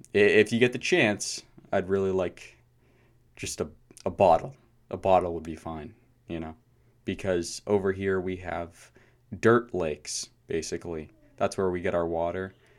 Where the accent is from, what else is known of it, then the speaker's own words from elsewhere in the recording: United States; I was born in America